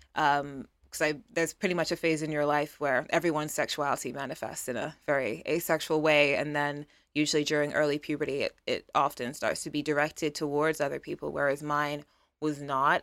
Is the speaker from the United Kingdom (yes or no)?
yes; United Kingdom; I am a British model